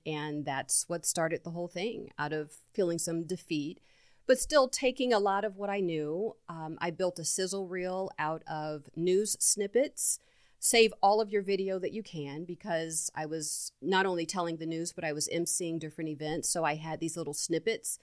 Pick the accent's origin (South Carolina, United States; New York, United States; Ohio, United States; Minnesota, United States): Ohio, United States; Mansfield; growing up in Mansfield, Ohio, in this small town raised by three women